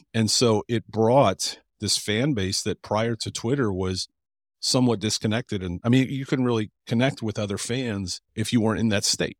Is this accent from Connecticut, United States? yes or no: no; Cleveland, Ohio, United States; now in Columbus, United States; I'm from Cleveland